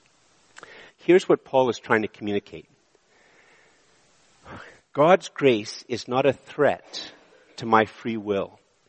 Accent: Montreal, Quebec, Canada; moved away as an adult; also born or lived in Ottawa; I'm from Montreal. When I moved to Ottawa, I thought I was moving to a smaller place

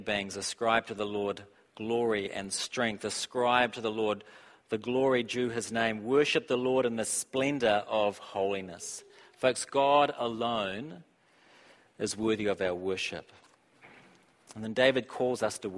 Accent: New Zealand; I'm from New Zealand

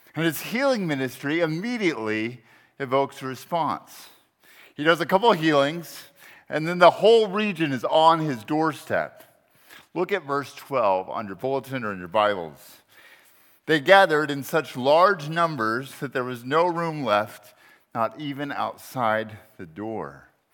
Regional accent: Texas, United States; also born or lived in Charlottesville, Virginia; now in Berkeley, United States; I'm actually a Texan, a Texan by, uh, birth, um, and disposition

